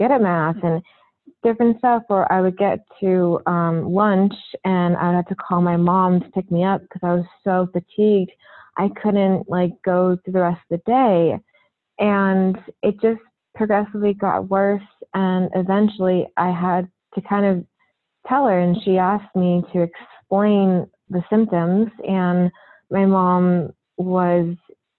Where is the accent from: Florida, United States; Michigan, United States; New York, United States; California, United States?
California, United States; Orange County; I grew up in Orange County, California, and I currently still live there.